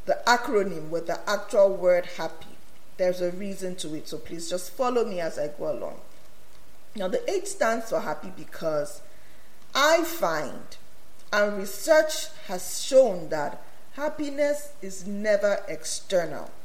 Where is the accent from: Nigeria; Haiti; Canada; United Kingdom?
Nigeria; moved away; I come from Nigeria